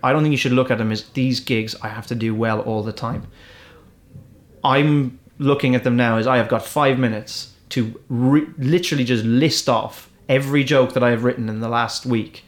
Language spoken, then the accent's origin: English; Ireland; accent: Irish; I'm an English speaker, but I've got an Irish accent.